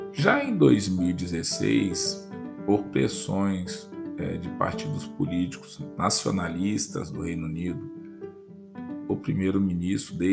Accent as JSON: {"language": "Portuguese", "country": "Brazil"}